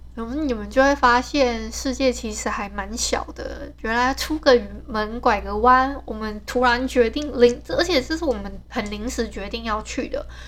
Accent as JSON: {"language": "Chinese", "town": "Hualien", "region": "Hualien County", "country": "Taiwan", "said": "像我是本来就是 外地人嘛，因为我是花莲人"}